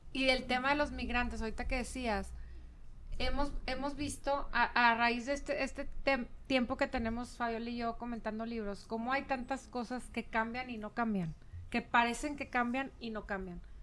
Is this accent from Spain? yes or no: no; Chihuahua, Mexico; now in Monterrey, Mexico; yo soy de Chihuahua, tu, tu familia también y terminamos en Monterrey las dos